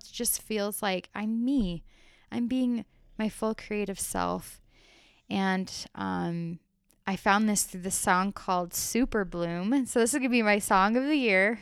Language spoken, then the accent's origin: English; Arizona, United States; I grew up that way in Arizona. I lived in a smaller town in the country in Arizona